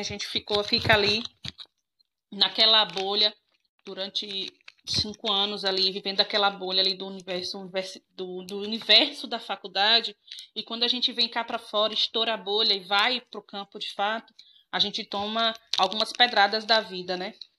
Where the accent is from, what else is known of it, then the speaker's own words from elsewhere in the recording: Jacobina, Bahia, Brazil; vim para minha cidade natal, Jacobina, e aí pedi transferência para cá.